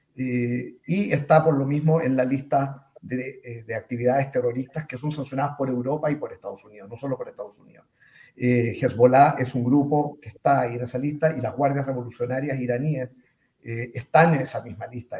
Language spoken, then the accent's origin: Spanish; Chile; ciudadano chileno eh, de origen judío